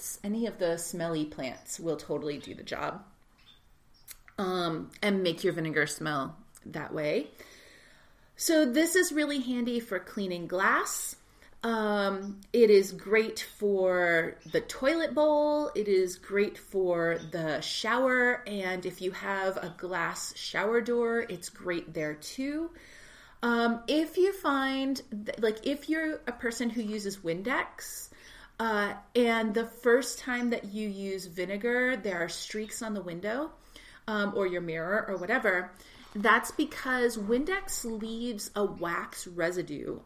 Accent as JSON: {"language": "English", "region": "Texas", "country": "United States", "tie": "born or raised there", "said": "I grew up in Texas, and so we said Bon Ami."}